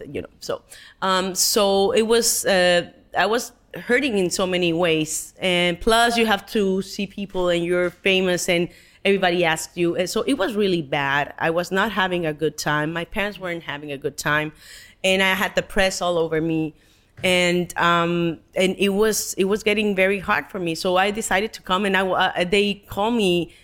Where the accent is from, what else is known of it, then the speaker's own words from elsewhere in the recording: Mexico; English is a second language; moved away as an adult; being Mexican